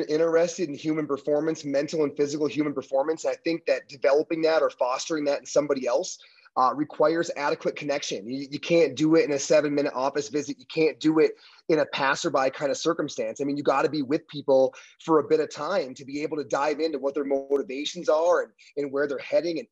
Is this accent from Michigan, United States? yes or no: yes; Upper Peninsula of Michigan, United States; moved away as an adult; now in Colorado, United States; I'm from a real small town in the Upper Peninsula of Michigan up by Lake Superior. That's where I'm born and raised.